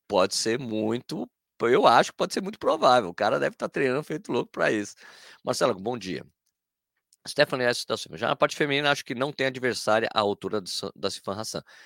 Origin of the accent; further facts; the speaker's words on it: Brazil; como brasileiro